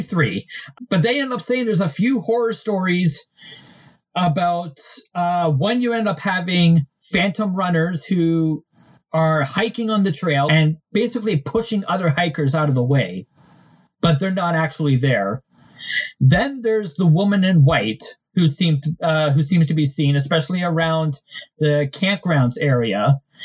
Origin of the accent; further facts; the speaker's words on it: Canada; being Canadian